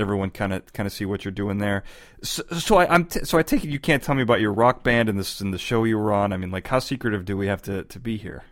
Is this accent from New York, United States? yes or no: no; Chicago, Illinois, United States; now in California, United States; I'm from Chicago. I moved to California